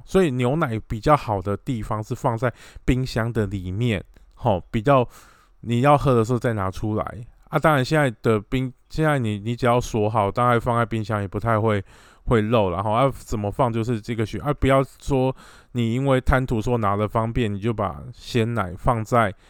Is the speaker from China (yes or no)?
no; Taiwan; 我们台湾这边的呃民众